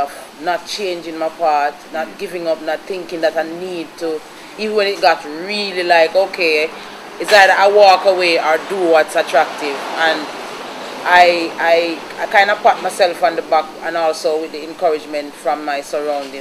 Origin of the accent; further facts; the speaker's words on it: Jamaica; also born or lived in Spanish Town, St. Catherine; I was born in Spanish Town and raised between St. Mary and Montego Bay